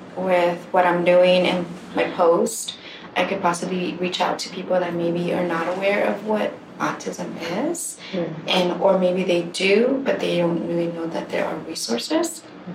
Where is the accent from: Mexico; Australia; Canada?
Mexico; moved away; They asked me, where are you from? And I said, from Mexico.